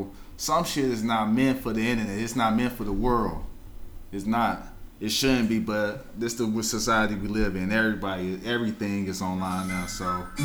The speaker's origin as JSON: {"language": "English", "region": "New York", "country": "United States", "said": "Since I came from New York, then I went to New Orleans. I ain't gonna lie, I like New Orleans."}